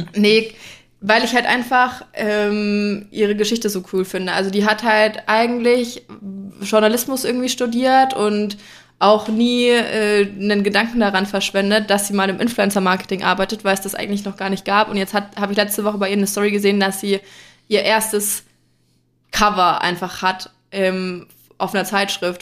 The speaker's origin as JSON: {"language": "German", "region": "Franconia", "country": "Germany", "said": "bei uns in Franken"}